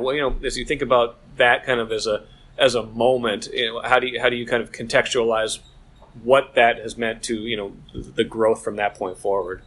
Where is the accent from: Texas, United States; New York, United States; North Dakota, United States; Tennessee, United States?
North Dakota, United States; growing up in North Dakota